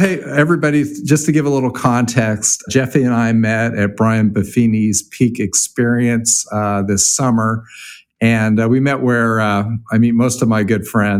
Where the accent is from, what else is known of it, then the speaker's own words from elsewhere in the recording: California, United States; And for those of you that don't know, I used to live in San Diego for a while. So I grew up in California. So I know that weather.